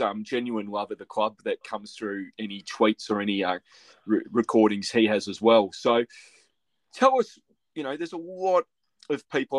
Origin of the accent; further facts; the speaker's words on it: Melbourne, Victoria, Australia; I grew up in Melbourne